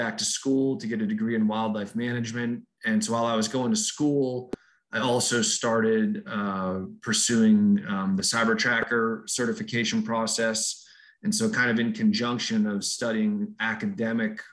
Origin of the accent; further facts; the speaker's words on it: Boston, Massachusetts, United States; moved away; I grew up in Boston, Massachusetts, right in the middle of the city